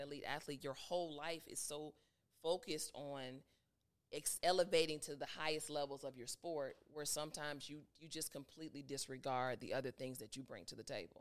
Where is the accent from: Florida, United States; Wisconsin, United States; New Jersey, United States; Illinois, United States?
Illinois, United States; Chicago; moved away as an adult; now in Atlanta, United States; back home in Chicago